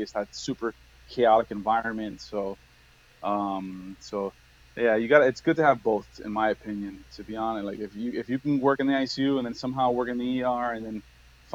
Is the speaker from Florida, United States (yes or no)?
yes; Miami, Florida, United States; also born or lived in New York; I grew up in Miami